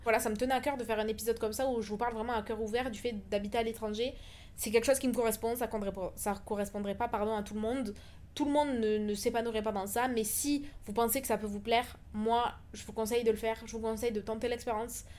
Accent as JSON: {"language": "French", "country": "France", "also_born_or_lived": "Toulouse", "moved": "as an adult", "lives_now": "Dubai, United Arab Emirates", "said": "Ça fait maintenant trois ans que j'ai quitté la France"}